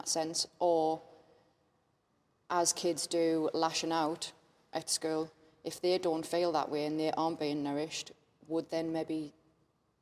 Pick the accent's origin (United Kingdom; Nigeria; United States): United Kingdom; Sunderland, North East England; accent: Mackem; I revert back to me sort of young Macam self